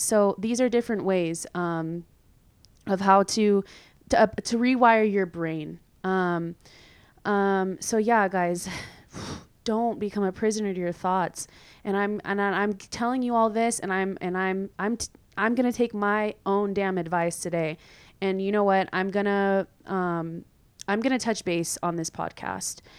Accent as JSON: {"language": "English", "region": "California", "country": "United States", "also_born_or_lived": "San Diego", "moved": "as an adult", "lives_now": "Madrid, Spain", "said": "I'm from California, um, where it's usually sunny all the time."}